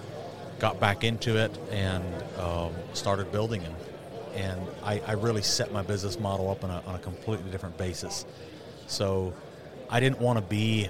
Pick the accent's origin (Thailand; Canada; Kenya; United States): United States; upstate New York; moved away as an adult; also born or lived in Pennsylvania; now in Montana, United States; we moved from Pennsylvania to upstate New York. And we started building sheds. I was still going to school. I was a little kid